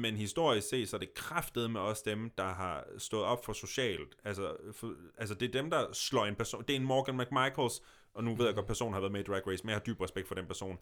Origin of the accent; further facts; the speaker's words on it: Denmark; now in Copenhagen, Denmark; jeg flytter tilbage til Jylland